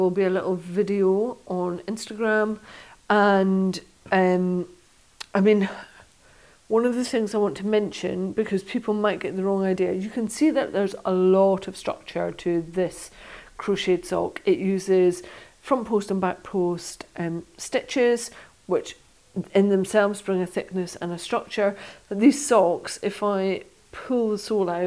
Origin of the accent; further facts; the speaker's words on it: Stranraer, Scotland, United Kingdom; I used to curl when I was younger, when I was growing up in Stranraer in southwest Scotland.